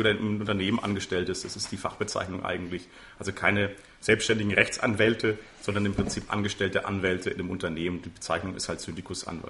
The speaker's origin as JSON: {"language": "German", "town": "Würzburg", "region": "Bavaria", "country": "Germany", "tie": "born or raised there", "also_born_or_lived": "England", "said": "der Sandau geboren, der Sandau groß geworden, wohne auch noch in der Sanderau"}